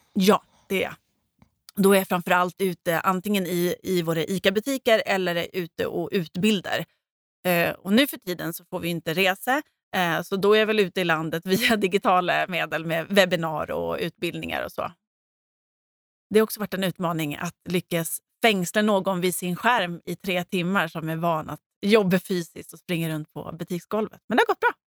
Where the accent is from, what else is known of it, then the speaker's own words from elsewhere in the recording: Gotland, Sweden; now in Stockholm, Sweden; jag var gotlänning och jag visste inte riktigt hur det såg ut i Stockholm